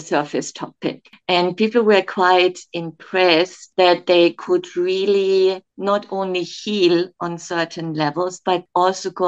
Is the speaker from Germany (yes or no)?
yes; Germany; moved away as an adult; also born or lived in Kenya; now in Dubai, United Arab Emirates; I'm originally from Germany